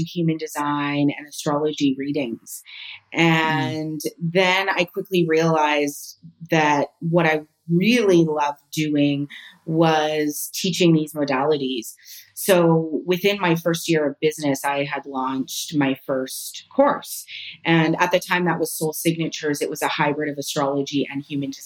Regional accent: Canada; moved away as an adult; now in Spain; I'm Canadian

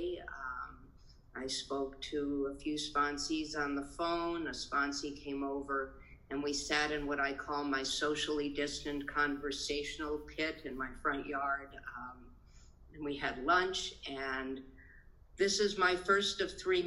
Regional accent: Boise, Idaho, United States; I am a Jew from Boise, Idaho

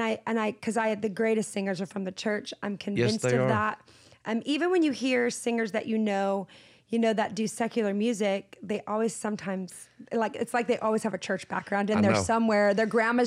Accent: Seattle, Washington, United States; I grew up in Seattle, which is not exactly the hotbed of Christian anything, but there are Christians there and incredible churches there. And I was raised in the church. So I was raised in a musical family.

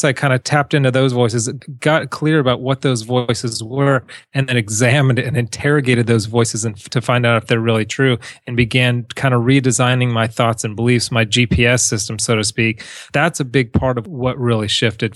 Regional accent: Huntington Beach, California, United States; also born or lived in South America; I grew up in Huntington Beach

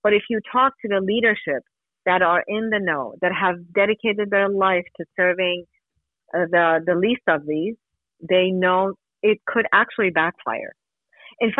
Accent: Iran; moved away; I grew up in Iran, yes.

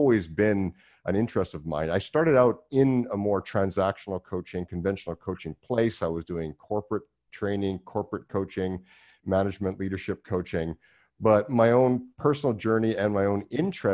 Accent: Vancouver Island, British Columbia, Canada; I'm from Vancouver Island originally

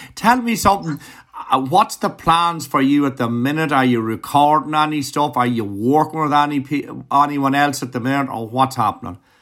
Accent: Ireland; as an Irishman

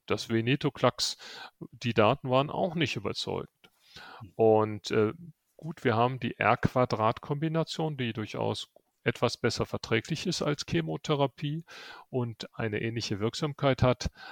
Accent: Rhineland, Germany; now in Munich, Germany; Als Rheinländer bin ich

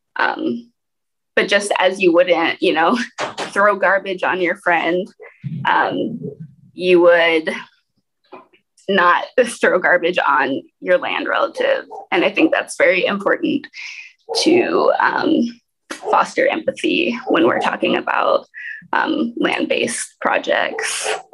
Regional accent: Portland, Oregon, United States; also born or lived in Alaska; now in Detroit, United States; brought up in Portland, Oregon, so an urban environment

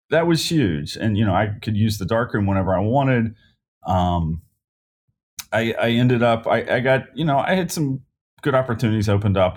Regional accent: Independence, Kentucky, United States; I grew up Northern Kentucky in Independence

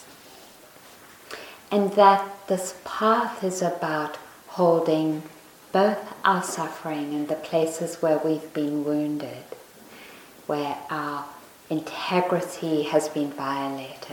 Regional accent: South Africa; moved away; the school I went to when I was growing up in South Africa

